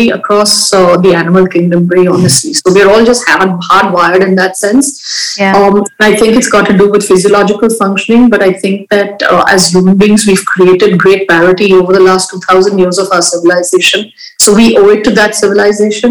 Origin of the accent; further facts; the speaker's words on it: India; in my country, I have been brought up in India